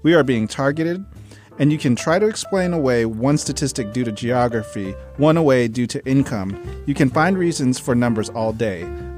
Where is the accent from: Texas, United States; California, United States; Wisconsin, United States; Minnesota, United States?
California, United States; San Diego; also born or lived in Mississippi / Memphis / New York; I grew up in San Diego, and I often – you know, when people – if someone on Grindr asks me, where are you from, it's a whole timeline.